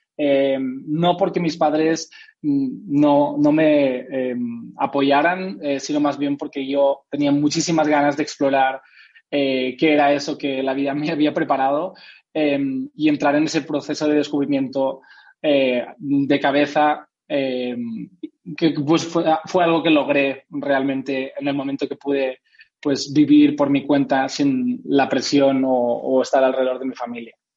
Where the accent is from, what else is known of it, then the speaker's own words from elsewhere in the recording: Spain; soy español